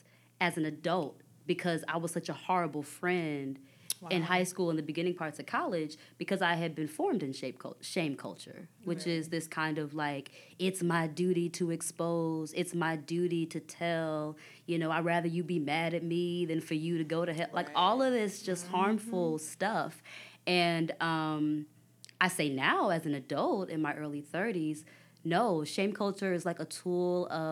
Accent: Dallas, Texas, United States; I'm from Dallas

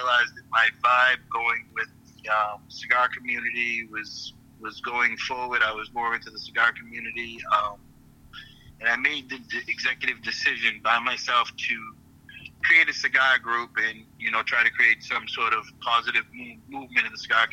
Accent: Chelsea, Massachusetts, United States; also born or lived in Boston, Massachusetts; So I was born in Boston. I never lived a day in Boston. But I am so close to Boston. You can consider me Boston, where I grew up. I grew up in Chelsea, Massachusetts.

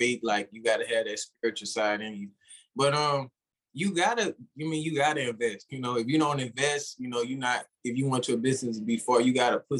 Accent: Louisiana, United States; I'm from Louisiana.

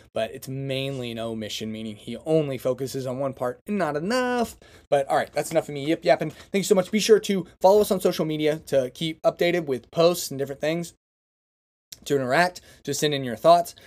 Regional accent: hometown near Pioneer, Kremlin, Chisholm and Drummond, Oklahoma, United States; there's several small towns and small schools that surround my hometown that are maybe ten or fifteen minutes outside of town, and so it's like, they, there was, you know, we associ-, I knew kids from Pioneer and Kremlin and Chisholm and uh, Drummond

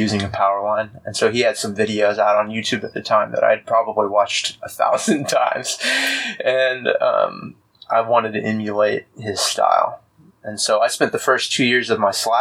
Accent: Austin, Texas, United States; also born or lived in Fort Worth; I grew up in Austin

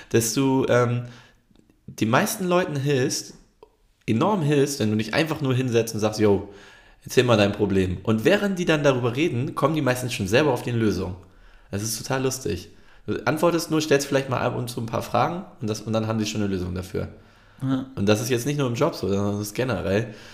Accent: Turkey; now in Germany; Ja, aber als Türke hast du irgendwie gar kein Fest, was du krass abfeiern kannst.

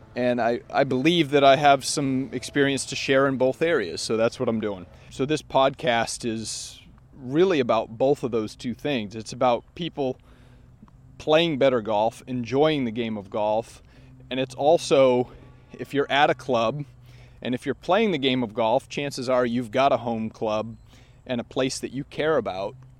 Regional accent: Maine, United States; I grew up in Maine

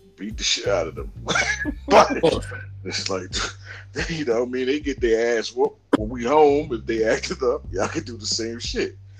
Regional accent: New York City, New York, United States; when I was growing up in Queens

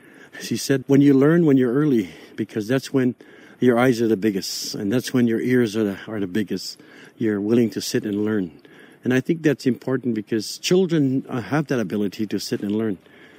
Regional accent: Alberta, Canada; I come from the Paul First Nation.

